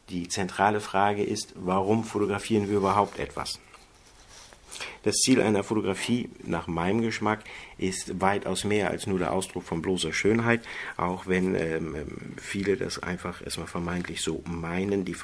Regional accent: Geesthacht, Schleswig-Holstein, Germany; born there; ich bin 1975 in Geestach bei Hamburg geboren.

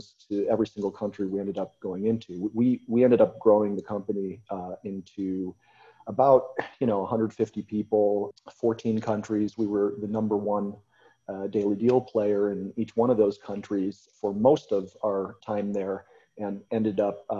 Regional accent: United States; also born or lived in Croatia; I'm American

